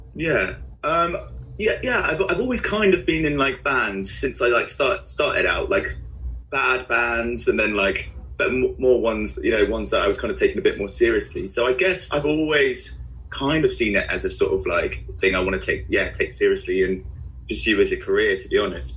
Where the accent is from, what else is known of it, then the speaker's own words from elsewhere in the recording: Guildford, South East England, United Kingdom; moved away as an adult; now in Bristol, United Kingdom; I grew up in in Guildford, so that's where I went to school.